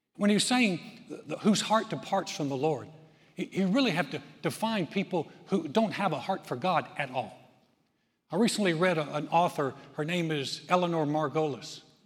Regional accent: Texas, United States; I'm from Texas

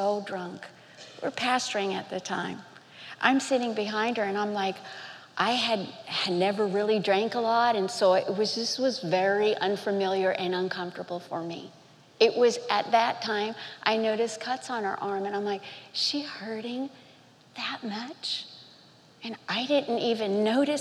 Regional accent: Miami, Florida, United States; growing up in Miami, Florida

